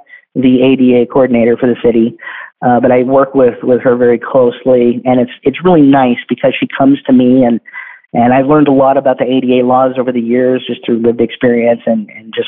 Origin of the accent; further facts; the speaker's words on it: Bakersfield, California, United States; I work for the city government in my hometown in Bakersfield.